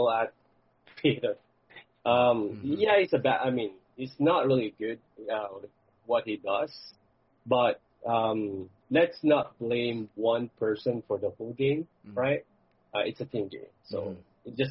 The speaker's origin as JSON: {"language": "English", "country": "Philippines", "said": "I'm from the Philippines"}